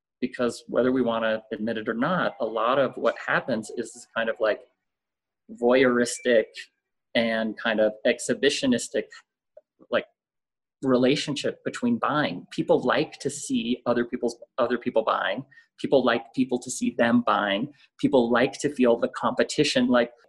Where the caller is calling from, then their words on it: Mexico City, Mexico; I'm calling in from my dining room in Mexico City, which is now my office, my main office, sitting at the dining room table.